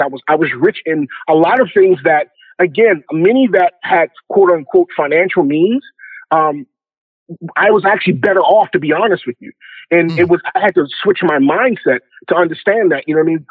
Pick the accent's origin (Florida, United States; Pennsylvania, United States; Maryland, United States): Maryland, United States; Baltimore; I'm originally from Baltimore, Maryland